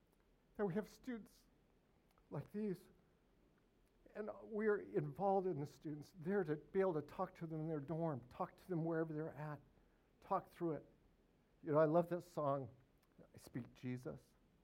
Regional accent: Northern Arkansas, United States; I'm from Northern Arkansas. That's where I'm based.

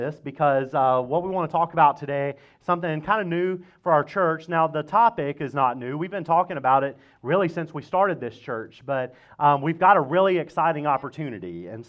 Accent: Mississippi, United States; Yeah, that's right. I'm from Mississippi.

